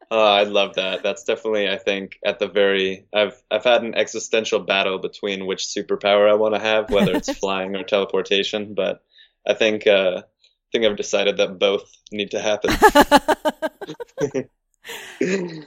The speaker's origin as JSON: {"language": "English", "region": "California", "country": "United States", "moved": "yes", "said": "I'm from California"}